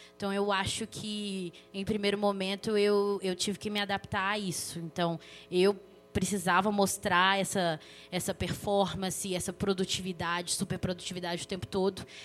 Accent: Belo Horizonte, Minas Gerais, Brazil; sou daqui de Belo Horizonte, membro da Igreja Esperança

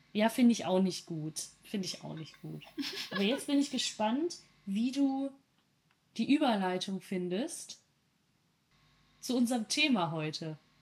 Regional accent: North Rhine-Westphalia, Germany; Ich komme aus Ostwestfalen

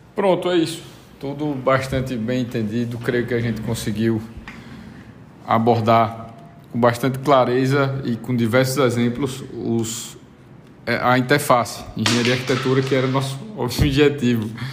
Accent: Brazil; also born or lived in Uruguay; como bom brasileiro e é, falante de português

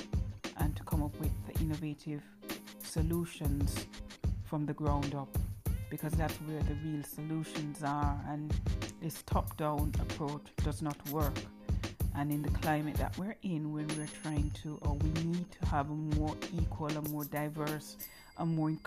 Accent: Jamaica; now in United Kingdom; and I am a proud Maroon. No, I never really focused on my Maroon heritage until I was in the UK, and I came to the UK from Jamaica in 1996, and I've been here since. I'm a British national, I have children here, this is my home.

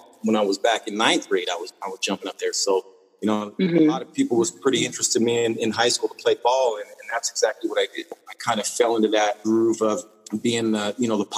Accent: Salt Lake City, Utah, United States; being a kid, growing up in Salt Lake City, Utah

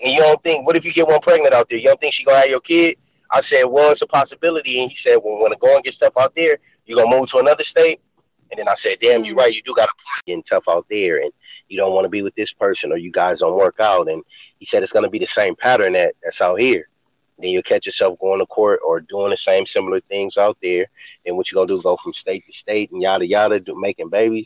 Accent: Los Angeles, California, United States; growing up in South Central Los Angeles, where I grew up on the east side

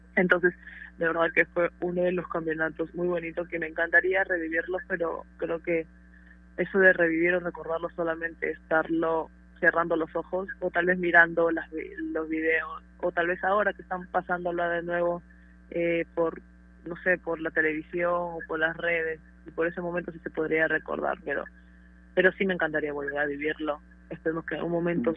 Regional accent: Peru; como peruanos que somos fuertes, guerreros

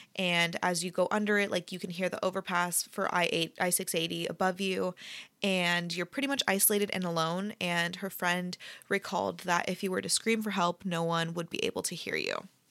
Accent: Bay Area, California, United States; I'm from the Bay Area

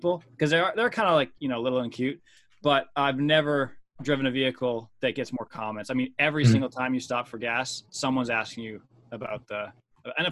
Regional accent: Ontario, Canada; moved away as an adult; now in Lancaster, United States; I'm from Ontario originally, grew up there.

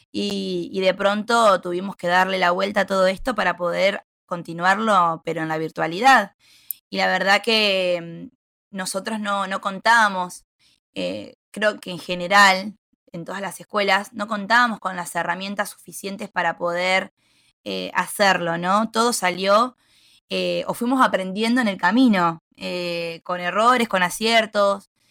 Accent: Bolívar, Buenos Aires Province, Argentina; soy de Bolívar, provincia de Buenos Aires

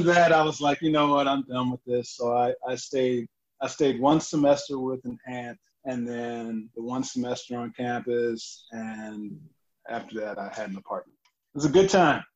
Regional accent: Saginaw, Michigan, United States; moved away as an adult; also born or lived in Baton Rouge, Louisiana; I was born in Saginaw, Michigan

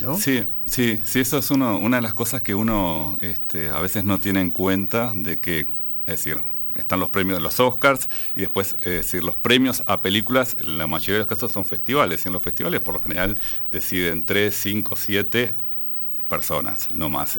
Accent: Uruguay; como uruguayo

